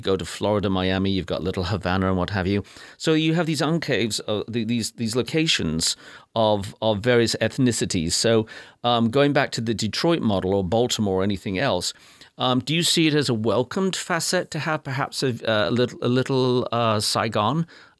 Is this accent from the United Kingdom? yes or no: yes; United Kingdom; now in United States; Yes, I was born in Ode Britty. Yes. Blighty, Ode Blighty.